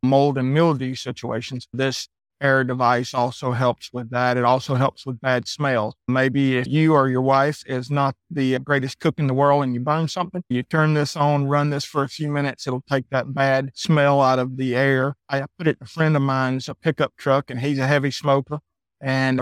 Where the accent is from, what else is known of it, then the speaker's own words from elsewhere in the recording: Athens, Georgia, United States; moved away as an adult; Originally, I'm from Georgia, Athens, Georgia